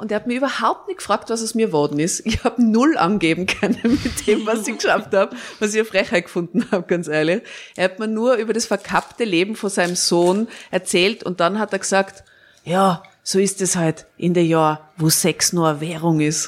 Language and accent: German; Tyrol, Austria; moved away; ich bin in Tirol in einem Dorf aufgewachsen